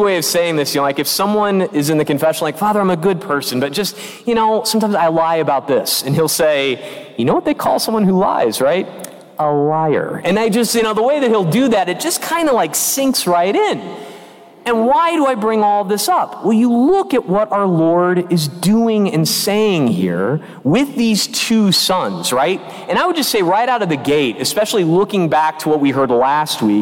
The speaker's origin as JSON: {"language": "English", "region": "Illinois", "country": "United States", "tie": "born or raised there", "moved": "yes", "lives_now": "North Carolina, United States", "said": "my home state in which I grew up, Illinois"}